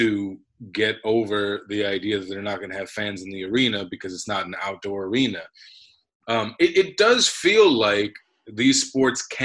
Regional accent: New York, United States; as a New Yorker

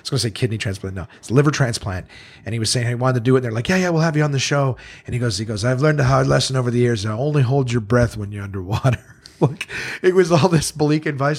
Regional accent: Canada; growing up in Canada

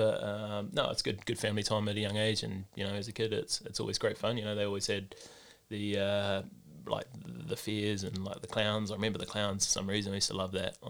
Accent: Auckland, New Zealand; We grew up in Mangere Bridge

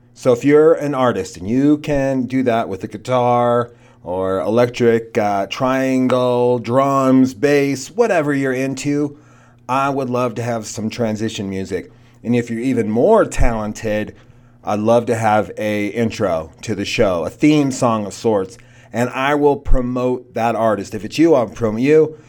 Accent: Oregon, United States; moved away; also born or lived in Laramie, Wyoming; I grew up in Oregon

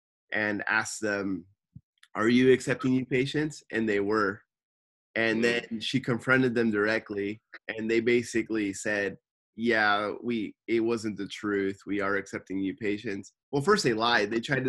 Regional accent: Los Angeles, California, United States; moved away as an adult; now in Tokyo, Japan; for me, as a person who spent, you know, their whole life growing up in the States and California

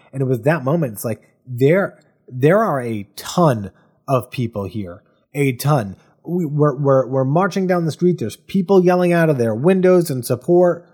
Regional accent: Bristol, Rhode Island, United States; in Bristol, Rhode Island, my hometown. Uh, very proud to have grown up there.

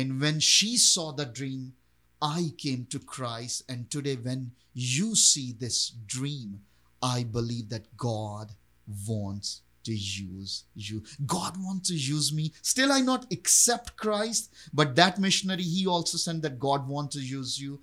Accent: Pakistan; I was born and raised in Pakistan

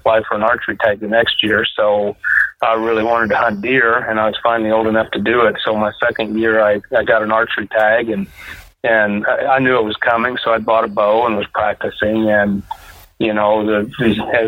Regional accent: Kansas, United States; I grew up here in Kansas and grew up on the family farm

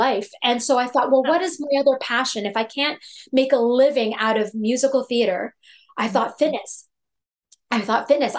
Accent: Toronto, Ontario, Canada; I'm from Toronto, Canada

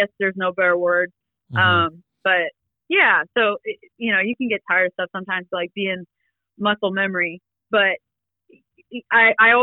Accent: Columbus, Georgia, United States; also born or lived in Cumming, Georgia; I was born and raised in Columbus, Georgia. And then we moved up to Cumming

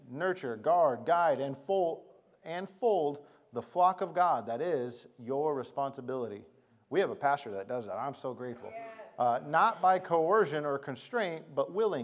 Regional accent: Arizona, United States; I was from Arizona

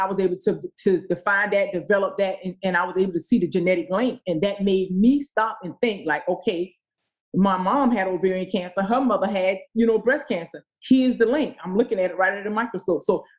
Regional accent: the South, United States; moved away; I came from the South. You know, I grew up on a dirt road.

